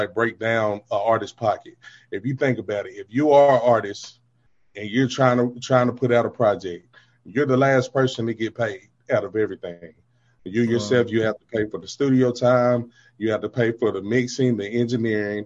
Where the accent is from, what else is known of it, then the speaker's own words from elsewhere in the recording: Deep South, United States; I'm from the South, man. I'm from the Deep South.